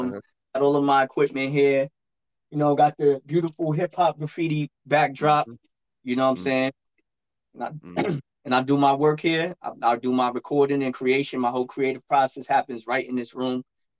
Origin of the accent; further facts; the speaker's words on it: New York City, New York, United States; moved away as an adult; Well, I'm from Brooklyn, but we're in a remote location now.